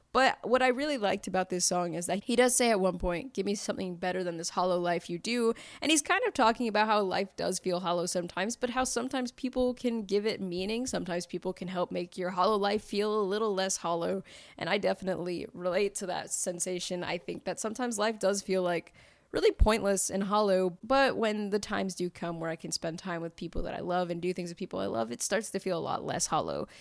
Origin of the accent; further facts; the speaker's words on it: Fayetteville, North Carolina, United States; I am from Fayetteville, North Carolina, and I grew up in the neighborhood … grew up